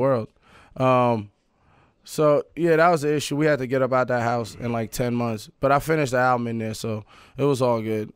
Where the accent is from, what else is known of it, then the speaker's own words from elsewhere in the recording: New York City, New York, United States; also born or lived in Paris, France / Sudan (ancestry); I was born in Paris. My family's from Sudan, East Africa. Um, but, uh, I was born in Paris. I di-, I didn't move to Queens till I was eight